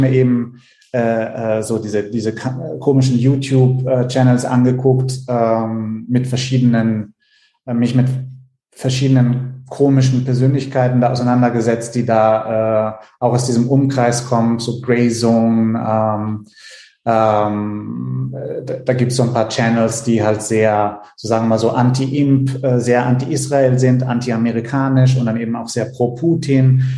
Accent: Italy; moved away; in Italien äh, zu der Zeit, wo ich aufgewachsen bin

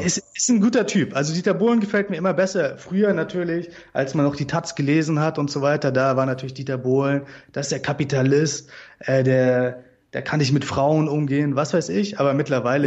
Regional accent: Germany; wir Deutschen

